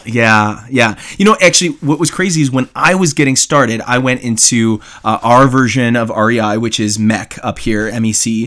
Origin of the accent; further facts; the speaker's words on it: Canada; accent: Canadian; I'm Canadian.